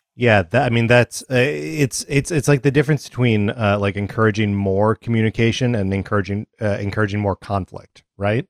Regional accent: Kenosha, Wisconsin, United States; I grew up in Kenosha, Wisconsin

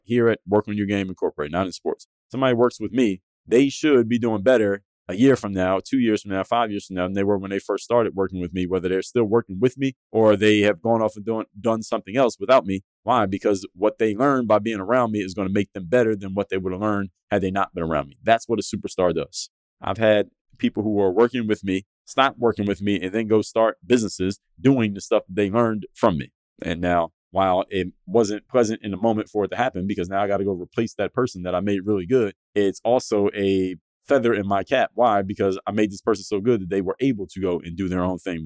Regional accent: United States; back home to the United States

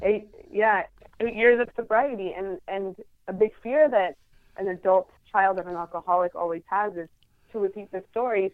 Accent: Guadalajara, Jalisco, Mexico; moved away as an adult; now in San Diego, United States; I am from originally from Mexico. I'm from Guadalajara is right in the middle of the country. But right now, I live in San Diego

